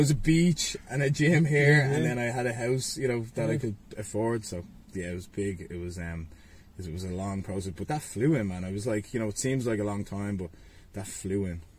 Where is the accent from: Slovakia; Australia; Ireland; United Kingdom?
Ireland; Ballybough, Leinster; From Ballybock originally, and then we moved, my mum and dad, they bought a house in Santry when I was 15.